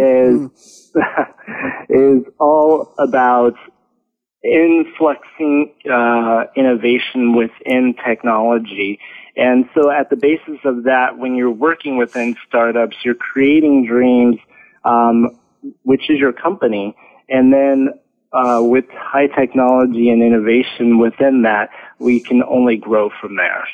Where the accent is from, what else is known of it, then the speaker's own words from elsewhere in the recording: California, United States; moved away as an adult; now in France; I grew up in California and uh, started my education there and spent um, a large portion of my work history in the U.S.